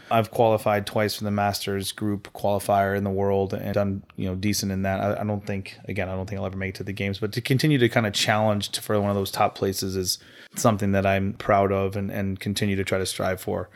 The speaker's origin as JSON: {"language": "English", "town": "Farmington", "country": "United States", "tie": "born or raised there", "said": "representing uh, Yankee CrossFit up in Farmington, my, my hometown"}